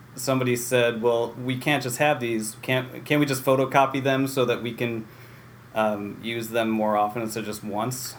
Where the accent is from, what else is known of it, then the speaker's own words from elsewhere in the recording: Waterville, New York, United States; also born or lived in Utica, New York; lived in Waterville for Sure. 18 years or so.